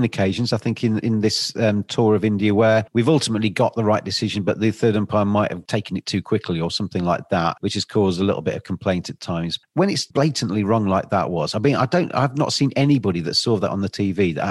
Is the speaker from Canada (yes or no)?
no; England, United Kingdom; I'm obviously English